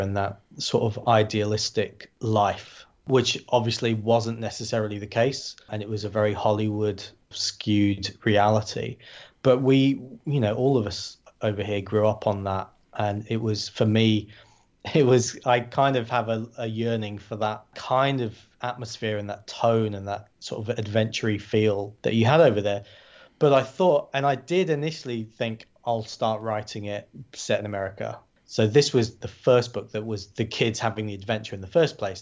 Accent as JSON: {"language": "English", "town": "Glossop", "region": "East Midlands", "country": "United Kingdom", "tie": "born or raised there", "said": "in my hometown, in the north of England"}